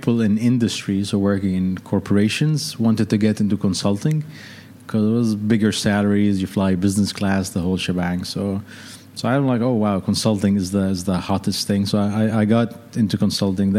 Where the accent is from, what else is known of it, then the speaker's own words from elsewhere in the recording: Lebanon; moved away as an adult; also born or lived in London / Seattle; So I'm Lebanese. Originally grew up in Lebanon.